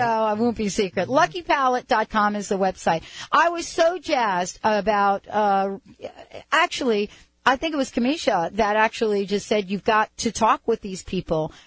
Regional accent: East Coast, United States; moved away as an adult; also born or lived in California; I was from the East Coast

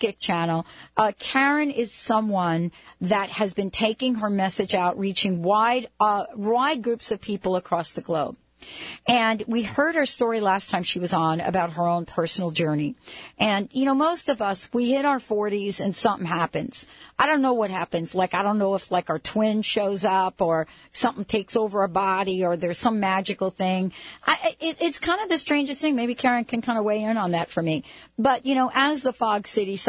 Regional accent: New York, United States; I grew up in New York

